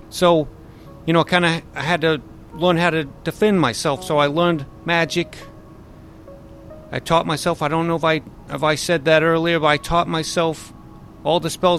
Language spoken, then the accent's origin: English; Denver, Colorado, United States; And I'm born and raised in Denver, as you can tell from my accent.